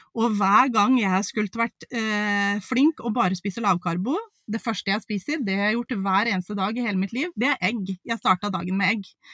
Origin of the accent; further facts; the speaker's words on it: Mjøndalen, Buskerud, Norway; moved away as an adult; now in Romsdalen, Norway; Vi er fra Mjøndalen, en liten plass utafor Drammen